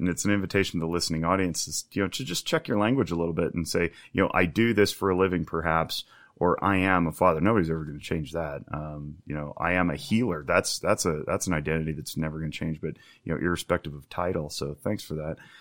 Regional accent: United States; first language English; I'm a native English speaker from America

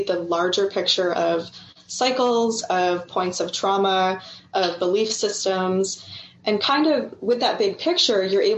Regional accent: Orlando, Florida, United States; moved away as an adult; also born or lived in West Coast, United States; I had a Shipibo maestro show up in Orlando, where I lived at the time

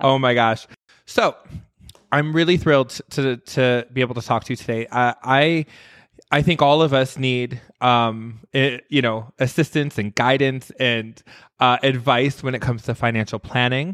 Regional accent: Midwest, United States; also born or lived in New York / Las Vegas; now in Los Angeles, United States; I grew up in the Midwest

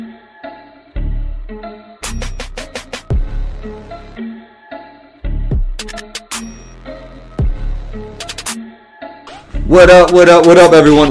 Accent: New York City, New York, United States; was born and raised in New York City, Riverdale in the Bronx to be exact.

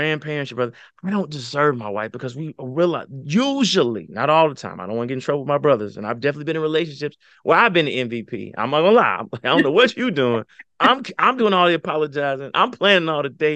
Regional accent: the South, United States; I'm from the South.

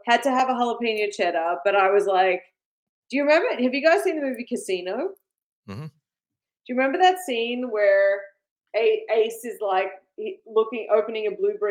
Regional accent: Australia; moved away as an adult; now in United States; I grew up in Australia

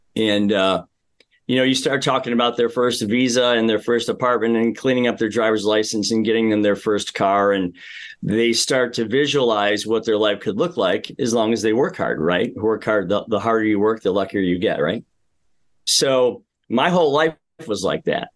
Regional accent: Amherst, Ohio, United States; I grew up in the Midwest. I'm one of, uh, five boys in our family, lived in a very small house in Amherst, Ohio for a while

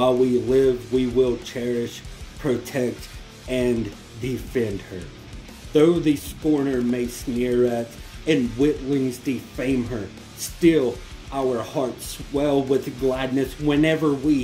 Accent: North Carolina, United States; I am proud to be from North

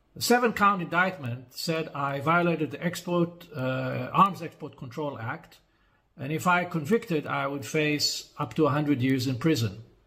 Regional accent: Israel; my home country of Israel, where I reside most of the time

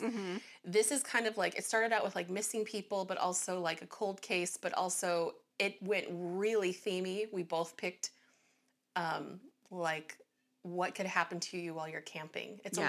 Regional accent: Central Oregon, United States; moved away; I'm actually from Central Oregon.

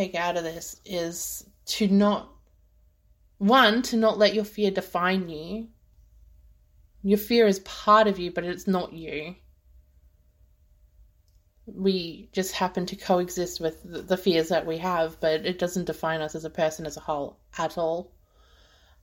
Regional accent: Australia; being Australian

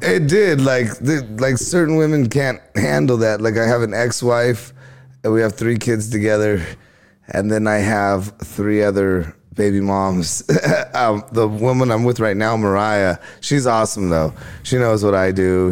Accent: Riverside, California, United States; my hometown, of Riverside

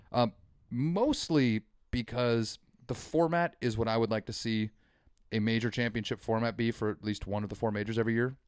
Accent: United States; as an American

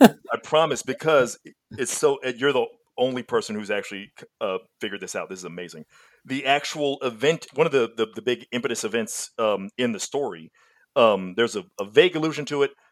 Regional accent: Mississippi, United States; now in Texas, United States; I grew up in Mississippi in the South

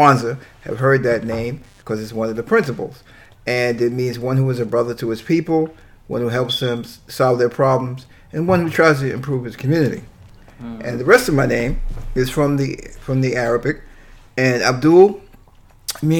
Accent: New York City, New York, United States; also born or lived in Long Island; I was born in Brooklyn

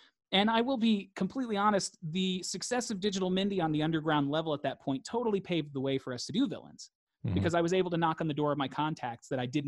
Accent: Mississippi, United States; And I was like, oh, I'm from Mississippi. He's like, so you're Mississippi. And I was like, okay, I'm Mississippi, you know?

